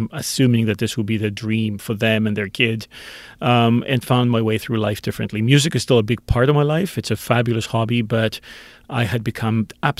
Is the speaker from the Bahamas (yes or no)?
no; Greece; now in Canada; I grew up in Greece. I grew up 50 years ago in Greece.